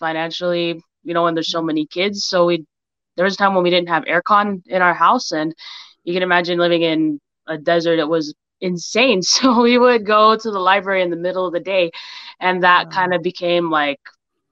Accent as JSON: {"language": "English", "town": "St. George", "region": "Utah", "country": "United States", "tie": "born or raised there", "also_born_or_lived": "Laie, Hawaii", "moved": "as an adult", "said": "I was born in La'ie, Hawaii, first village. Proud of that. Raised in St. George, Utah, and moved back to Hawaii for college"}